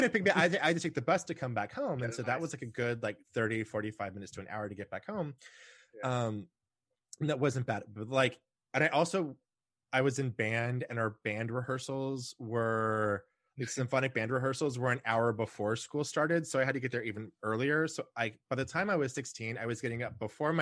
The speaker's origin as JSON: {"language": "English", "town": "Houston", "region": "Texas", "country": "United States", "tie": "born or raised there", "said": "I grew up in Texas, and so I learned to drive a tractor. And so, I grew up in the city of Houston."}